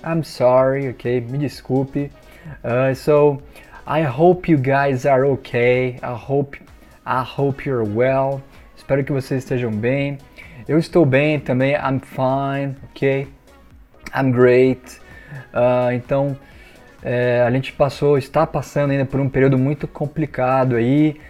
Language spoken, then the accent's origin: Portuguese; Brazil; eu sou brasileiro